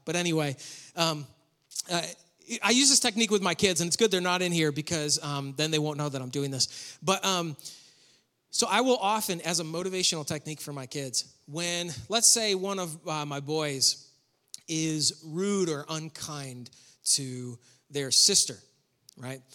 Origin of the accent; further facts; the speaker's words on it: New York, United States; moved away; I grew up in New York